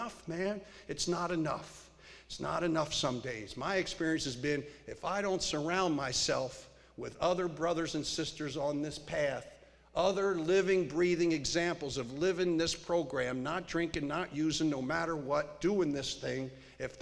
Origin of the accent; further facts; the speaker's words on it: Pennsylvania, United States; also born or lived in Studio City, California; now in Santa Barbara, United States; I grew up in Pennsylvania